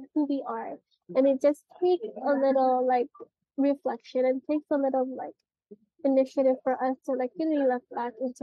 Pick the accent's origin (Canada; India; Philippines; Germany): Philippines; we as Filipinos